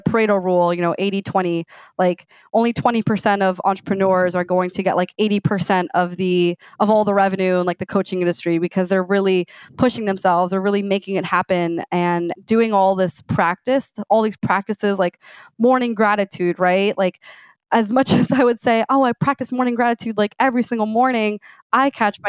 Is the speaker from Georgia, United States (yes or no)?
no; Miami, Florida, United States; moved away as an adult; also born or lived in Gainesville, Florida; I grew up in Miami, Florida Cuban descent, Cuban American